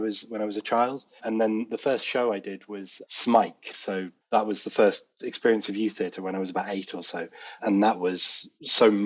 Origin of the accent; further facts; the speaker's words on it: Tonbridge, South East England, United Kingdom; also born or lived in Colchester; we moved to Tunbridge in Kent just in time for me to start secondary school.